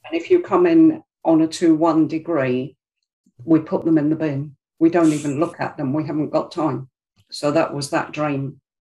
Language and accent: English; London, United Kingdom; moved away; I'm from South London originally, about South London it's from Greenwich.